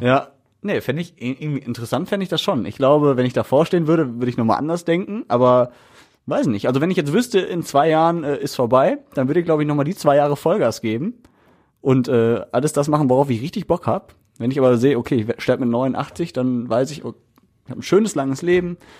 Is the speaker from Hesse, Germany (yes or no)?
no; Essen, North Rhine-Westphalia, Germany; bei uns in Essen